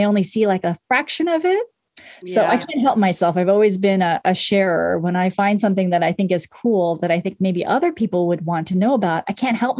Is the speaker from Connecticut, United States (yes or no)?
no; Portland, Oregon, United States; moved away; Oregon is my hometown. Portland is my hometown, but I have lived other places